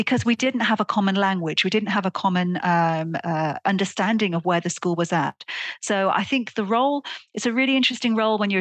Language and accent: English; Welsh, Wales, United Kingdom; moved away; also born or lived in Netherlands; as a Welsh person